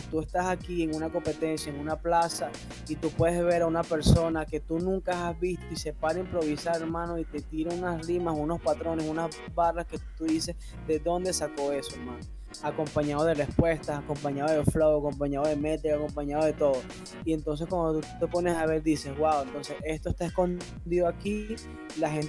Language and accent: Spanish; Venezuela; soy venezolano